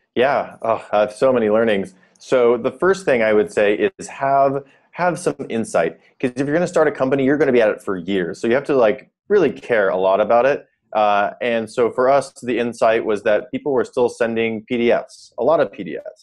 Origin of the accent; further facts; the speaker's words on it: South Dakota, United States; moved away as an adult; also born or lived in Stanford, California; I'm from South Dakota mostly. I came out for college at Stanford